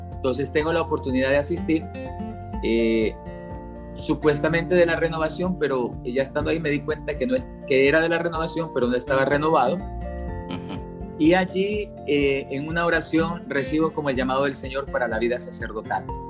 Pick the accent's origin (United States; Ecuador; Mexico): Ecuador; Esmeraldas; moved away as an adult; also born or lived in Quito, Ecuador / Colombia / Dominican Republic; yo nací en el Ecuador, soy de ecuatoriano, nací en una ciudad a orillas del Océano Pacífico, con playa, se llama Esmeraldas